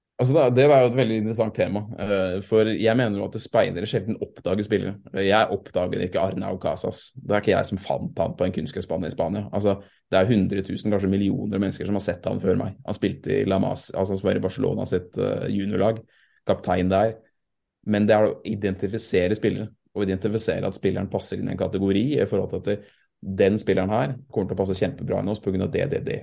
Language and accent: Norwegian; Sarpsborg, Østfold, Norway; also born or lived in Fredrikstad; jeg er jo født i Fredrikstad, dessverre, pga. sykehuset var der. Men jeg er oppvokst i Sarpsborg